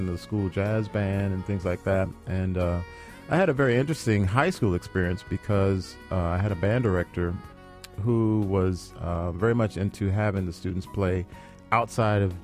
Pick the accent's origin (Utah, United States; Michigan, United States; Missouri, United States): Missouri, United States; St. Louis; I grew up in St. Louis.